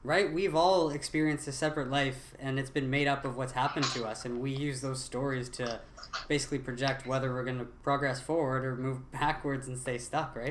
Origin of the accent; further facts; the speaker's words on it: Ottawa, Ontario, Canada; I'm from Ottawa